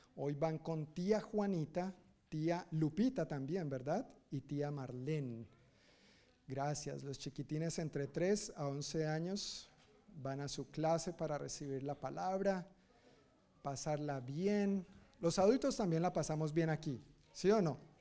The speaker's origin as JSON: {"language": "Spanish", "country": "Colombia", "moved": "yes", "lives_now": "United States", "said": "Yo soy colombiano, según mi cultura y mi familia y mi crianza"}